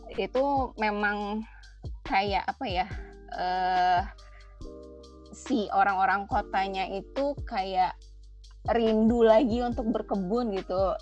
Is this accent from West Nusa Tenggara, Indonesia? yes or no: no; Padang, West Sumatra, Indonesia; now in Bogor, Indonesia; asalnya Padang tapi tinggalnya di Bogor